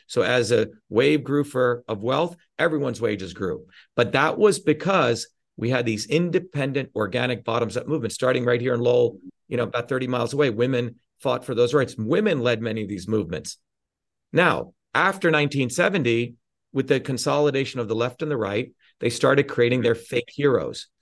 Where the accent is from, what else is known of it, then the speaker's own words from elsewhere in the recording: India; now in United States; I grew up in India experiencing the fucking caste system